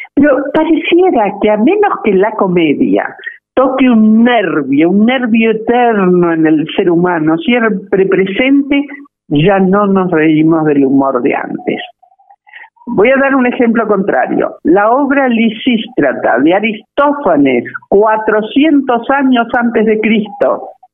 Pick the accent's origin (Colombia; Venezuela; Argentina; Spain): Argentina